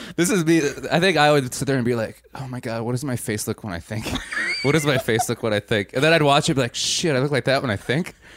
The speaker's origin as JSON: {"language": "English", "region": "Wisconsin", "country": "United States", "said": "I'm from Wisconsin"}